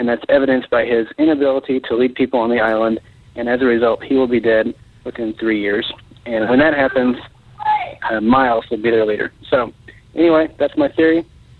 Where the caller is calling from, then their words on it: Oklahoma City, Oklahoma, United States; I'm calling from Oklahoma City